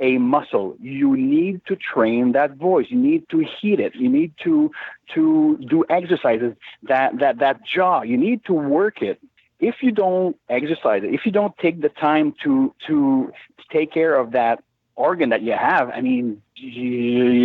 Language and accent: English; Montreal, Quebec, Canada; now in Laurentians, Canada; I'm originally from the West Island of Montreal, from Île-Bizard. I played football for Île-Bizard for quite a few years